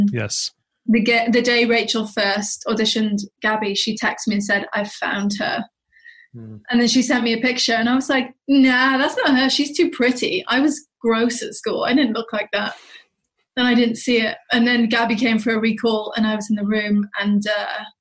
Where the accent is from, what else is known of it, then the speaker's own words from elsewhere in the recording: Wales, United Kingdom; my teenage experiences growing up in Wales